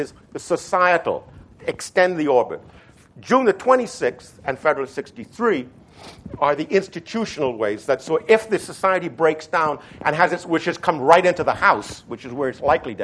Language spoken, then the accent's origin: English; Trinidad & Tobago; moved away; I was raised in the then British West Indies, just like Hamilton was, and I was raised in Trinidad